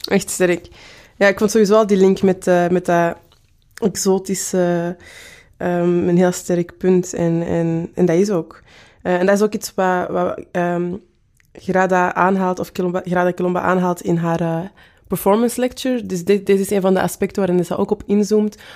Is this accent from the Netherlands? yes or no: no; Antwerp, Belgium; accent: Antwerp; Ehm, en ik ben van Kiel. Dus toen dat zij mij vroeg, waar, waar komt jij vandaan? Dacht ik van, ah ja, ze heeft mijn Antwerps accent gehoord ofzo